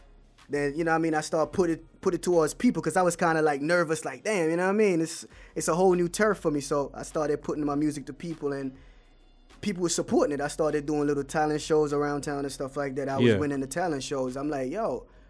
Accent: Jamaica; as a Jamaican

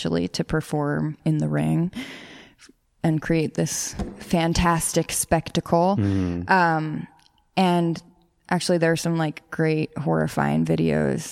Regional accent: New York City, New York, United States; I grew up in the Bronx.

